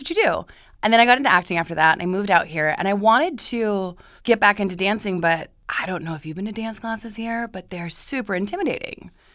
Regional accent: Boise, Idaho, United States; moved away as an adult; now in Los Angeles, United States; I'm originally from Boise, Idaho

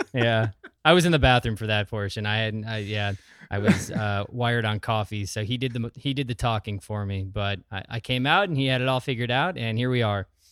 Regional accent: Sheboygan, Wisconsin, United States; also born or lived in Wausau, Wisconsin; Most of my formative years were in the Sheboygan area

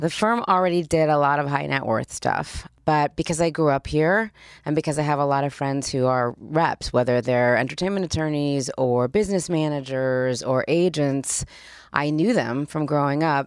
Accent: Los Angeles, California, United States; also born or lived in Spain / Australia / Switzerland; I grew up here. I went to Beverly Hills High School. I grew up right here

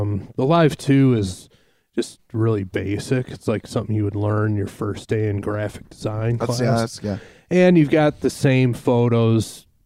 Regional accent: Detroit, Michigan, United States; I'm in my hometown of Detroit.

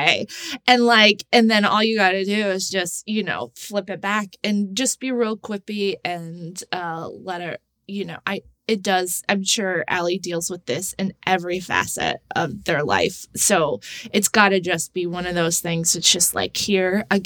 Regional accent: Texas, United States; moved away; I was raised in Texas. I live in the middle of the country

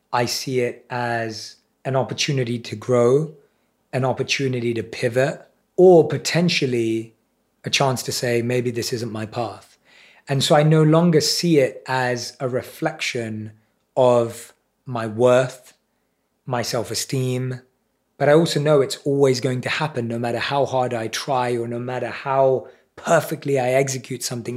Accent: London, United Kingdom; I was around seven or eight years old. in primary school in London.

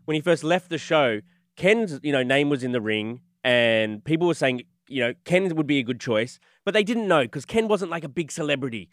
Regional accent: Australia; moved away; I'm Australian

